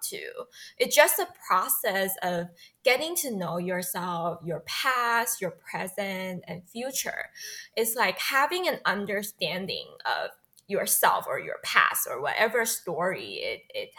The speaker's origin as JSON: {"language": "English", "country": "Taiwan", "tie": "born or raised there", "also_born_or_lived": "Hong Kong / England / Singapore / United States", "moved": "as an adult", "said": "I was born and raised in Taiwan"}